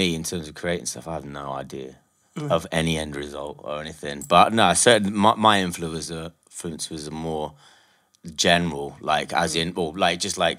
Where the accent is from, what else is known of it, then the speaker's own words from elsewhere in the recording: Nottingham, East Midlands, United Kingdom; now in London, United Kingdom; I'm from Nottingham